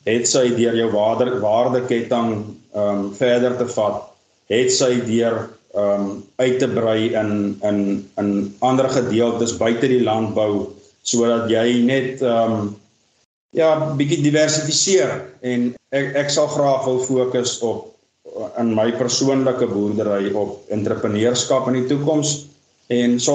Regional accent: Vredendal, Western Cape, South Africa; born there; Maar nou, ek is gebore in Vredendal in die Weskaap. Um, ons het ons het getrek alhoewel noord toe.

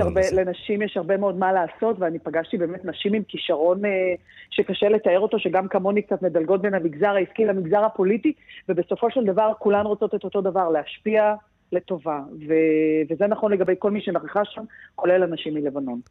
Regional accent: Israel; אני כישראלית

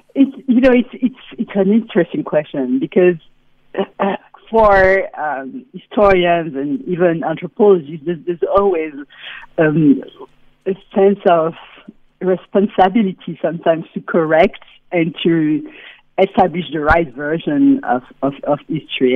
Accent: Benin; I grew up in Benin uh, in the 80s and 90s

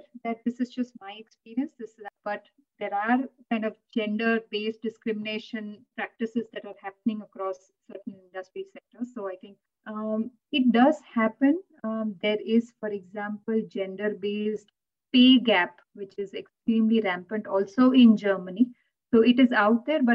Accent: India; English is a second language; moved away; us growing up in India or speaking a language like Gujarati

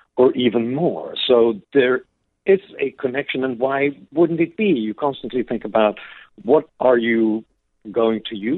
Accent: Sweden; I grew up in Sweden in the 70s and 80s.

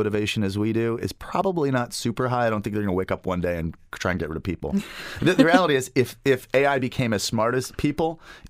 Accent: United Kingdom; also born or lived in Springfield, United States; I'm originally from Springfield, Massachusetts. But when I was 8, my family decided to become missionaries. So I ended up growing up in the United Kingdom, so England, Ireland, and Scotland.

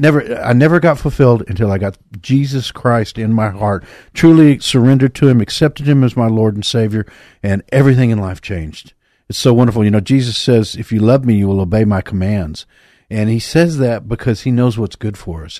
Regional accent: Texas, United States; I grew up in Texas, too

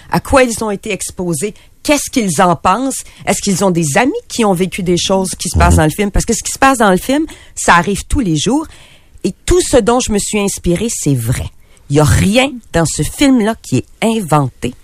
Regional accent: Quebec City, Quebec, Canada; je suis de Québec

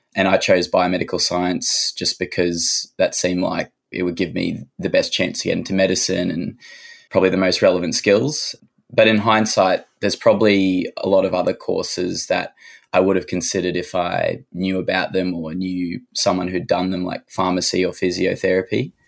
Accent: Cairns, Queensland, Australia; also born or lived in Sunshine Coast, Queensland / Sydney; now in Orange, Australia; I grew up in Cairns, so that's where my story starts.

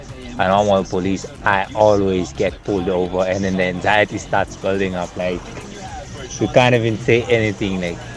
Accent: Limpopo, South Africa; now in Gauteng, South Africa; so I am originally from Limpopo and I drive a Limpopo car in Gauteng.

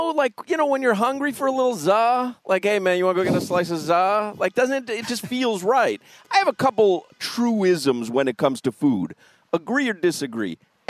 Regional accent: Chicago, Illinois, United States; Well, I do believe, now growing up in Chicago, pizza comes square cut.

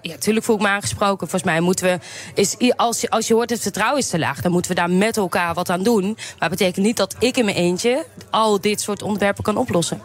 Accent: Nijmegen, Gelderland, Netherlands; ik kom zelf uit Nijmegen

